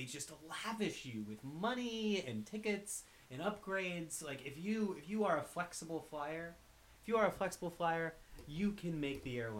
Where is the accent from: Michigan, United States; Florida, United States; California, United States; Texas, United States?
Florida, United States; Tampa; now in Los Angeles, United States; I started out here in Los Angeles, flew to my hometown of Tampa